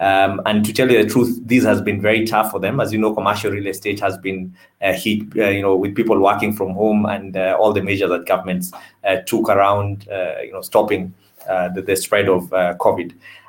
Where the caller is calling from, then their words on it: Nairobi, Kenya; I'm dialing in from Nairobi, Kenya.